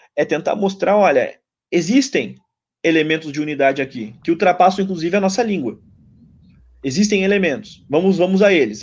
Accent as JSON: {"language": "Portuguese", "country": "Brazil", "said": "eu tenho como brasileiro"}